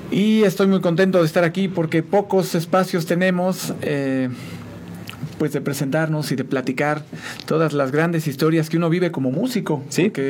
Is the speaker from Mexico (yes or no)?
yes; San Juan, Mexico; also born or lived in Mexico City; Bueno, yo soy originario de la Ciudad de México, pero eh, ya soy sanjuanense, porque mis papás me trajeron como a los 4 o 5 años de edad.